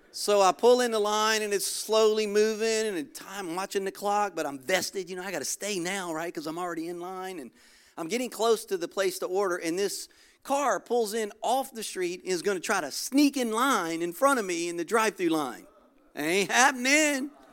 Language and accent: English; Louisiana, United States; moved away as an adult; now in Florida, United States; Originally, I'm from Louisiana